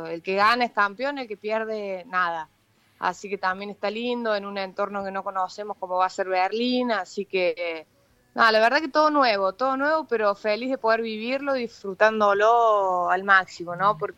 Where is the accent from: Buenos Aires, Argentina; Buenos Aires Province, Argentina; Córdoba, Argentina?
Córdoba, Argentina; accent: Cordoban; y tonada de cordobesa que tengo, eh, siempre antes del partido escucho hip hop.